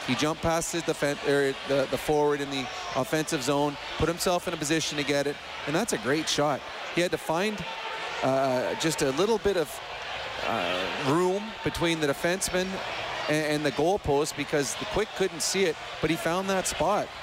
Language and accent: English; Edmonton, Alberta, Canada; I grew up in Edmonton.